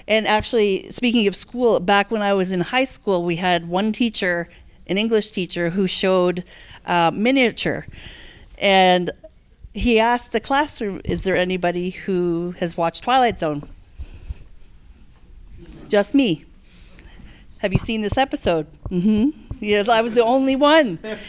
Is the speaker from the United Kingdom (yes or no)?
no; Canada; Like that's important to me as a Canadian.